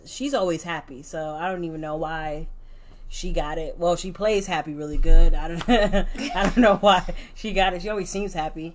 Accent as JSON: {"language": "English", "town": "New York City", "region": "New York", "country": "United States", "tie": "born or raised there", "moved": "yes", "said": "growing up in New York"}